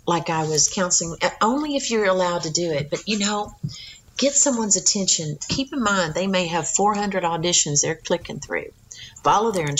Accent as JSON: {"language": "English", "region": "Texas", "country": "United States", "tie": "born or raised there", "accent": "Texas", "said": "I was raised in Texas, but my mom was from East Texas. My dad was Florida."}